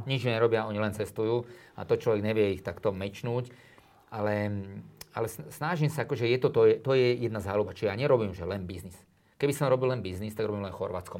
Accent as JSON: {"language": "Slovak", "town": "Drietoma", "region": "Trenčín Region", "country": "Slovakia", "tie": "born or raised there", "said": "tam som ja vlastne vyrastal, ja som sa narodil v Trenčíne a chodím na tie Biele Karpaty"}